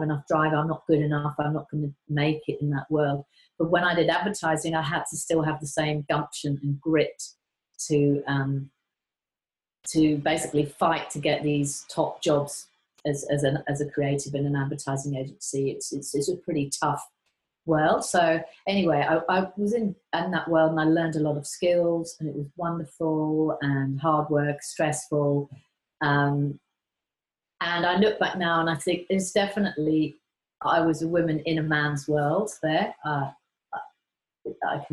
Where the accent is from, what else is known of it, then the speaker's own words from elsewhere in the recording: Surrey and Sussex, South East England, United Kingdom; moved away as an adult; also born or lived in Manchester, England / London, England; now in Queensland, Australia; I was born in Manchester, but lived most of my life in the south of England, Surrey and Sussex.